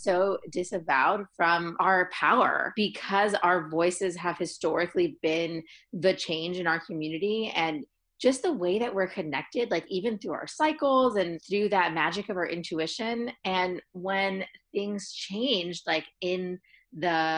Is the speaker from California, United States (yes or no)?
yes; San Francisco Bay Area, California, United States; I always give a shout out to where I'm from. I'm from San Francisco Bay Area in the house